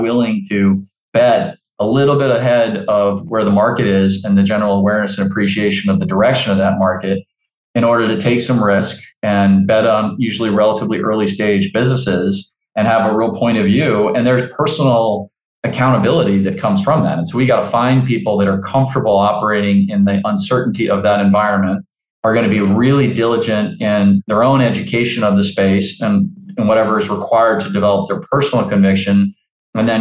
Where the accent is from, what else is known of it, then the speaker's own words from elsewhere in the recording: New Orleans, Louisiana, United States; the Idea Village is an incubator and accelerator in my hometown of New Orleans